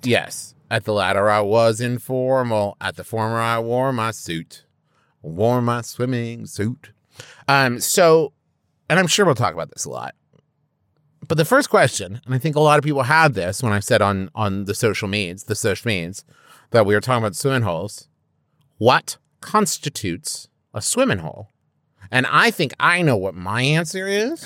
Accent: Huntington, West Virginia, United States; growing up in West Virginia

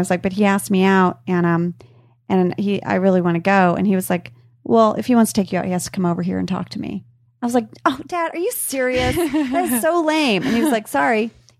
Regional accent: Indonesia; born or raised there

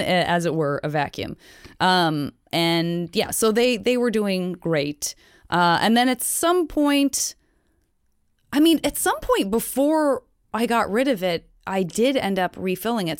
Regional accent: Tucson, Arizona, United States; moved away; I grew up around them in Tucson, Arizona

